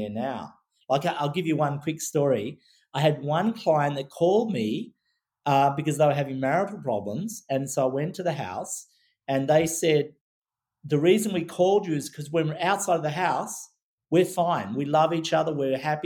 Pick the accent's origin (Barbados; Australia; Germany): Australia; growing up in Australia